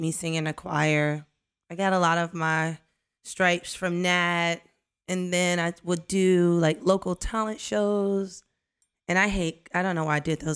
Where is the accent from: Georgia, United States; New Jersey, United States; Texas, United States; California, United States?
Georgia, United States; Savannah; born and raised in Savannah, Georgia.